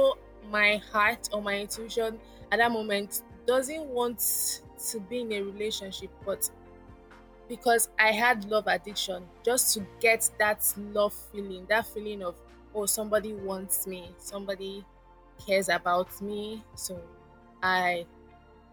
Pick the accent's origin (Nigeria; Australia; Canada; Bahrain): Nigeria; Lagos; I was born in Lagos, Nigeria, and I live with my parents, still live with my parents in Lagos, Nigeria